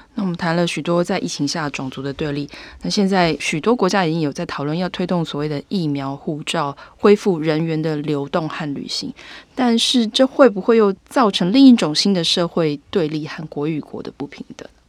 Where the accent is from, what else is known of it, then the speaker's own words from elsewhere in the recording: Taiwan; 我们台湾人最担心就是台湾海峡有状况的时候